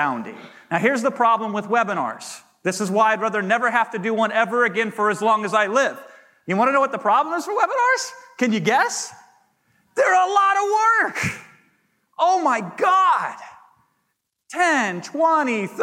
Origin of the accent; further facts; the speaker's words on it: Iowa, United States; a small town Iowa boy